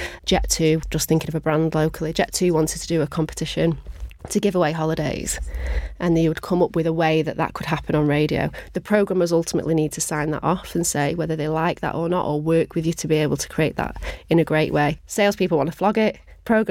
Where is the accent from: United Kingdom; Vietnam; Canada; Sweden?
United Kingdom; Manchester, North West England; I am born and bred Mancunian